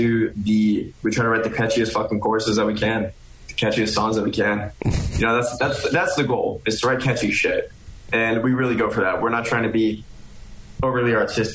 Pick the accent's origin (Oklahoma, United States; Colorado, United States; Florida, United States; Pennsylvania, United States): Florida, United States; South; also born or lived in Orlando, Florida; we're all from here. Everybody is from here. Everyone's from South Florida, but we all moved up to Central Florida